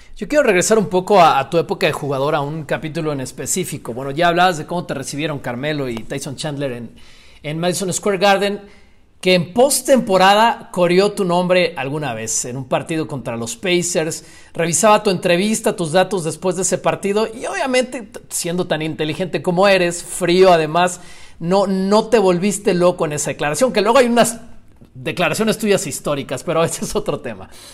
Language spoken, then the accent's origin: Spanish; Mexico; somos, somos mexicanos